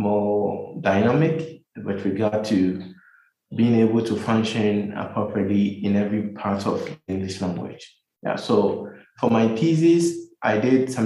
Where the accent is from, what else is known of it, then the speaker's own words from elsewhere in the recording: Kumasi, Ashanti, Ghana; moved away as an adult; also born or lived in United States; now in Accra, Ghana; I grew up in Kumasi. For all my life, my education, everything was done in Kumasi, in the Ashanti region of Ghana